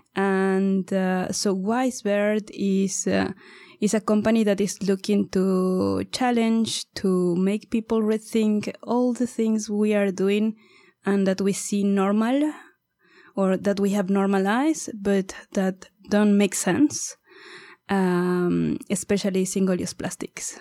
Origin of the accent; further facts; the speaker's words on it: Mexico; moved away as an adult; also born or lived in India; I'm originally from Mexico